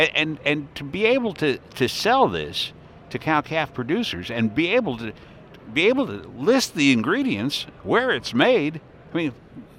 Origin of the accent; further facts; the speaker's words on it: Iowa, United States; we're from Iowa.